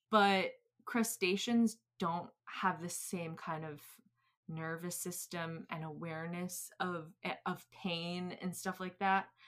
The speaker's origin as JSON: {"language": "English", "region": "New England", "country": "United States", "said": "I'm from New England"}